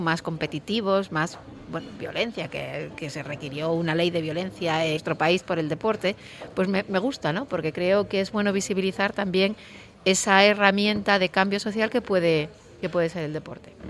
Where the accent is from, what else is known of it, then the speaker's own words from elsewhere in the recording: Nava, Asturias, Spain; Yo como soy de Nava